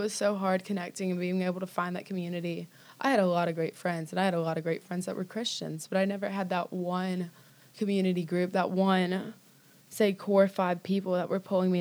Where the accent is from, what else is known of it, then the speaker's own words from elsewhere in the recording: Destin, Florida, United States; moved away as an adult; now in Birmingham, United States; I grew up in Destin, Florida.